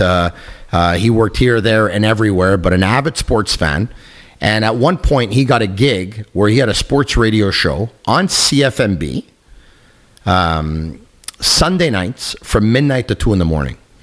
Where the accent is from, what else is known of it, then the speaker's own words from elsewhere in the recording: Montreal, Quebec, Canada; I got the chance to do radio in my hometown, in my city